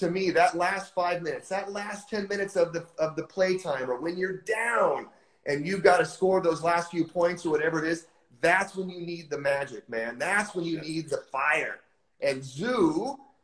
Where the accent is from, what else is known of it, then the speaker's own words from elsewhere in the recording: United States; born and bred in the United States